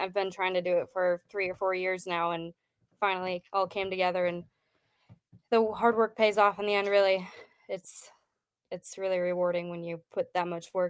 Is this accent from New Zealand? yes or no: no; Wisconsin, United States; I grew up in Wisconsin. My home base is in Idaho